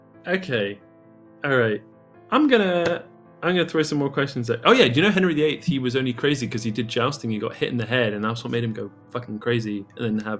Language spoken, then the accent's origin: English; England, United Kingdom; I'm English.